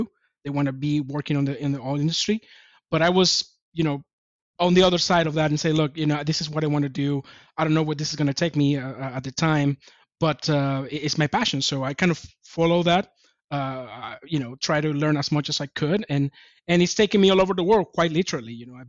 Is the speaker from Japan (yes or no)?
yes; Japan; I came from Japan at the time.